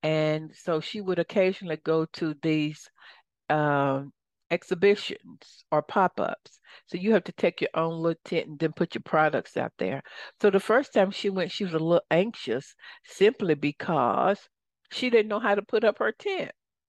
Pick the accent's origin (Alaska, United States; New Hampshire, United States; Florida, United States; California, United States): California, United States; Compton; Well, I grew up in Compton.